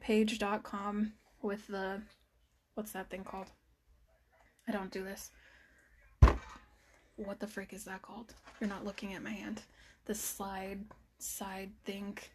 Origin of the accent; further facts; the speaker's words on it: Utah, United States; we're from Utah